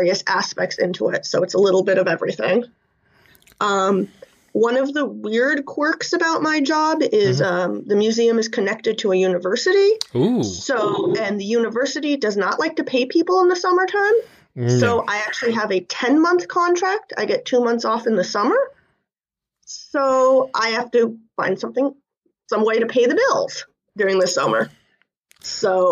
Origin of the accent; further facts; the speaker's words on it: Alaska, United States; also born or lived in Japan; I grew up in Alaska